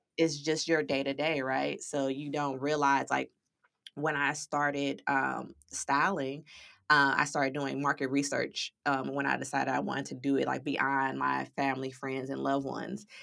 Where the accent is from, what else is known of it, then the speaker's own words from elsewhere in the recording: St. Louis, Missouri, United States; moved away as an adult; now in San Diego, United States; I was born and raised in Saint Louis, Missouri, but I now reside in sunny San Diego